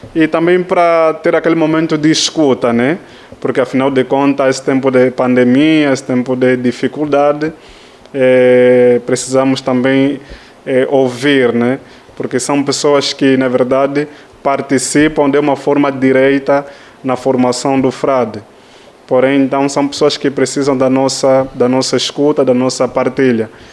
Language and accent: Portuguese; Luanda, Luanda Province, Angola; moved away as an adult; venho de Angola